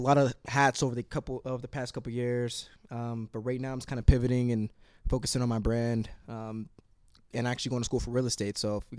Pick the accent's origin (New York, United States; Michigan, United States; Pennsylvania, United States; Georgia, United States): Pennsylvania, United States; Pittsburgh; now in Los Angeles, United States; we're actually all from Pittsburgh